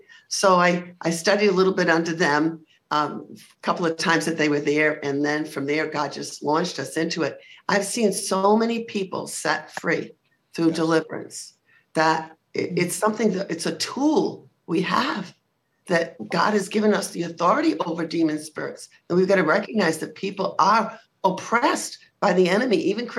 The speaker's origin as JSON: {"language": "English", "region": "Rhode Island", "country": "United States", "lives_now": "Palm Coast, United States", "said": "No, Rhode Island. Yeah. And a lot of people think that I sound like I'm from the Bronx."}